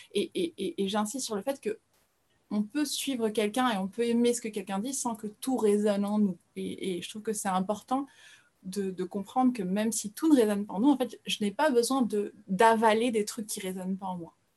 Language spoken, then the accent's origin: French; France; also born or lived in Brazil; je suis brésilienne, mais j'ai grandi en France, c'est pour ça que je suis francophone